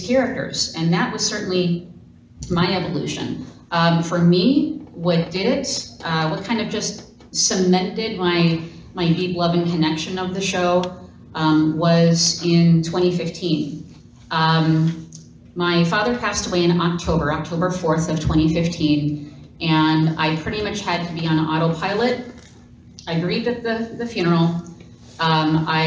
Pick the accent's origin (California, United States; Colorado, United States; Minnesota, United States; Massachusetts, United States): Minnesota, United States; Minneapolis; I am from Minneapolis, Minnesota